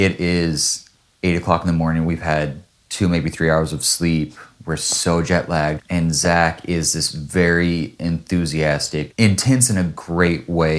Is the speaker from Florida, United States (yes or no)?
no; Washougal, Washington, United States; moved away as an adult; now in Singapore; I'm like, well, I grew up in Washougal.